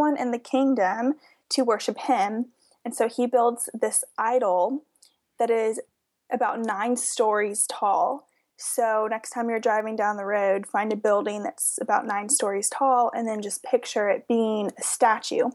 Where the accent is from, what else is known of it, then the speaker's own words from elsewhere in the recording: Georgia, United States; we are from Georgia originally